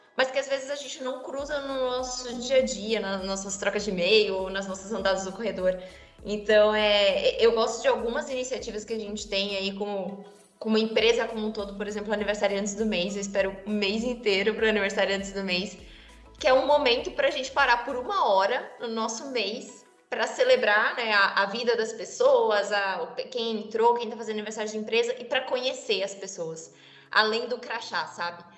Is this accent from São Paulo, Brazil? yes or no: yes; interior of São Paulo state, Brazil; moved away; eu venho de uma cidade do interior de São Paulo